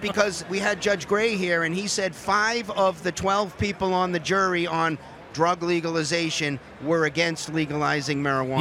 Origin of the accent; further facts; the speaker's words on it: Massachusetts, United States; I'm from Massachusetts